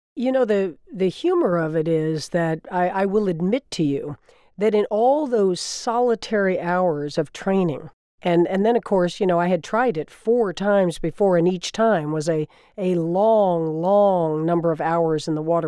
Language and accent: English; Florida, United States; was my home state, also of Florida. I grew up as a kid during the Revolution, looking out over that water